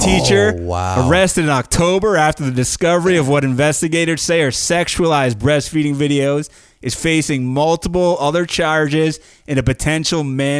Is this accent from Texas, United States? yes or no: no; New York, United States; the New York Times, my home state.